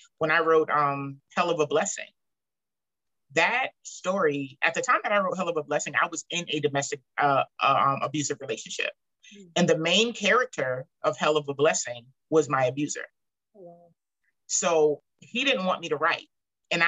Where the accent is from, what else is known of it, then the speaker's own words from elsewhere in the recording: Charleston, South Carolina, United States; I'm from Charleston